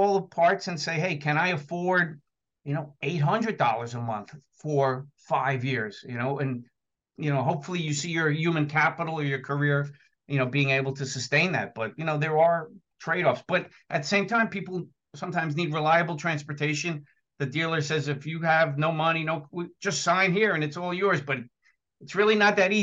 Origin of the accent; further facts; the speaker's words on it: New Jersey, United States; accent: New Jersey; I'm in New Jersey, if you can't tell by my accent